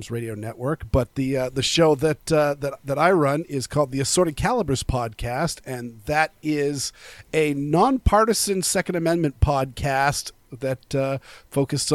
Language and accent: English; Portland, Maine, United States; I grew up in the Portland, Maine region, which is extremely liberal white suburbia